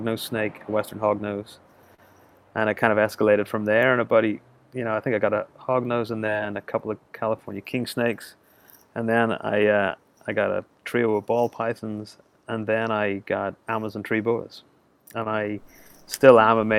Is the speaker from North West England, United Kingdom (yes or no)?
no; Belfast, Northern Ireland, United Kingdom; I'm from Belfast, Northern Ireland